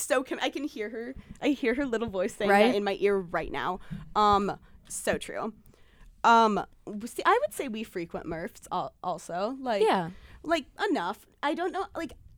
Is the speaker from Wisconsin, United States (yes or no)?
yes; Milwaukee, Wisconsin, United States; If you guys don't know, I grew up in Milwaukee, no big deal, guys. Like, I'm just kind of from here, like, MKE, my city, 414, you know the drill